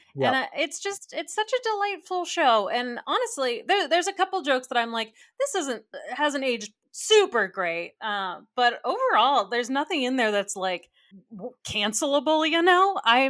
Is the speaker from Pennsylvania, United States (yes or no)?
no; Texas, United States; We're from Texas.